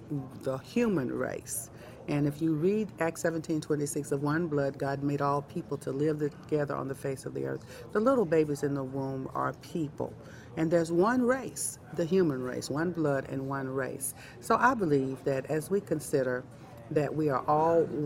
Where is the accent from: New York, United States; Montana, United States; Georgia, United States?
Georgia, United States; Atlanta; I'm from Georgia, Atlanta, Georgia